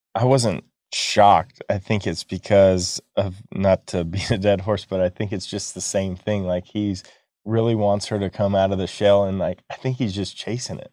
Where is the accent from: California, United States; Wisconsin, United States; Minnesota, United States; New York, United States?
California, United States; Manteca; born or raised there